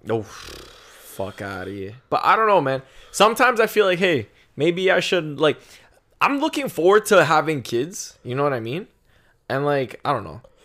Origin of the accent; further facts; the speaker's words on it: Canada; being a Canadian